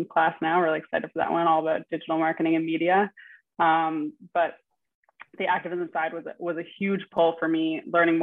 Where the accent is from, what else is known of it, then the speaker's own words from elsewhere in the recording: Toronto, Ontario, Canada; moved away as an adult; So I'm originally from Toronto